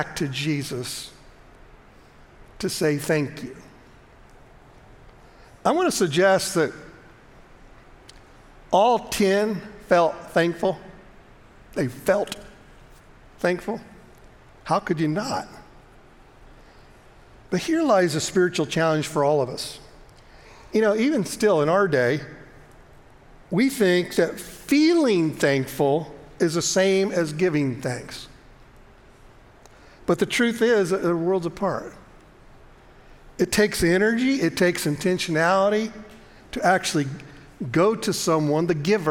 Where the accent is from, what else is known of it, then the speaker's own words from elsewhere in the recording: United States; we grew up in America and we're taught this